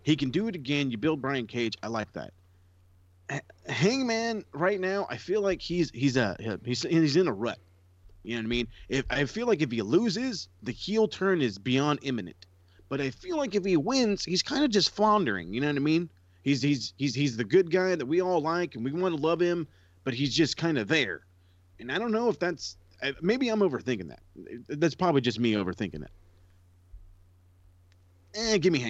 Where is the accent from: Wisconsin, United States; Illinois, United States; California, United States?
California, United States; we're from Cali.